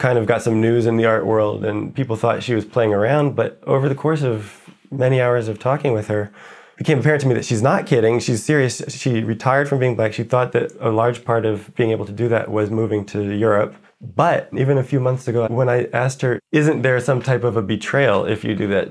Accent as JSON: {"language": "English", "country": "United States", "moved": "as an adult", "lives_now": "Paris, France", "said": "I'm American"}